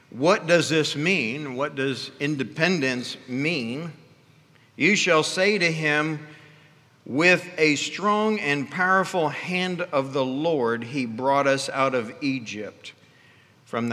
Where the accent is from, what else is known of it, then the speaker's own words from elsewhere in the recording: Ghana; moved away; I was raised in Africa and in the country of Ghana